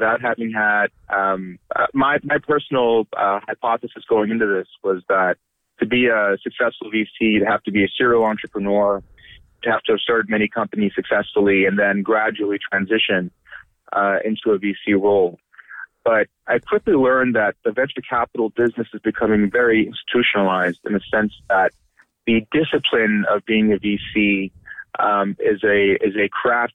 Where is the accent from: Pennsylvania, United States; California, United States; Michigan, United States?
California, United States; Bay Area; I grew up in the Bay Area while my dad was a graduate student at UC Berkeley.